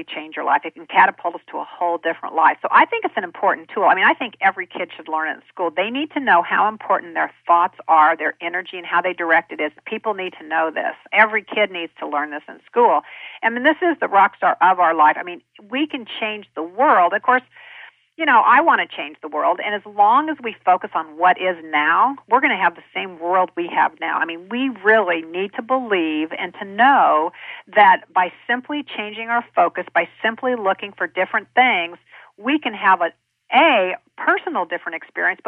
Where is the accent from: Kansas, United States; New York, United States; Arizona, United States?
Kansas, United States; I'm a kid from Kansas